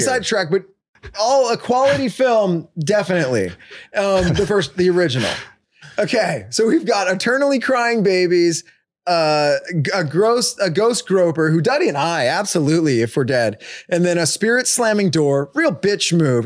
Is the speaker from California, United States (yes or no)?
yes; Escondido, California, United States; We're actually from Escondido